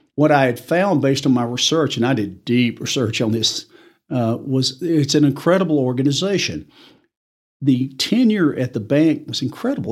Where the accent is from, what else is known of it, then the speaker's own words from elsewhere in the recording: Tupelo, Mississippi, United States; moved away as an adult; also born or lived in Tulsa, Oklahoma / Arkansas; now in Amarillo, United States; I'm originally from Tupelo, Mississippi